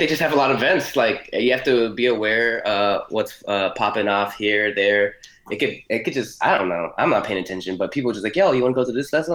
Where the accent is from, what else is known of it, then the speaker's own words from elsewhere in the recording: Miami, Florida, United States; Born in Miami, Florida